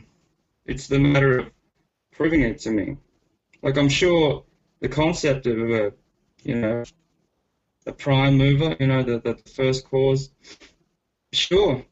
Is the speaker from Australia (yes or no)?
yes; Australia; I was born and raised in Australia, and my parents are Filipino, but I'm culturally Australian, basically. And I work for a market research company in Brisbane.